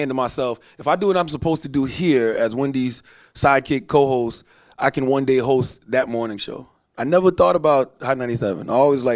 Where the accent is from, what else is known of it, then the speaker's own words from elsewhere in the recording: Moncks Corner, South Carolina, United States; I'm from a small town. I'm from Monk's Corner